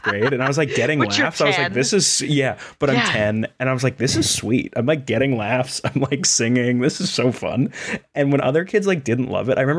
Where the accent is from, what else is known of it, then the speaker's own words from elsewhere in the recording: Long Island, New York, United States; I grew up on Long Island